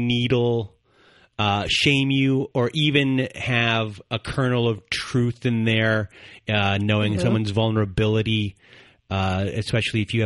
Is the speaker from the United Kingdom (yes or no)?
no; Canada; I'm from Canada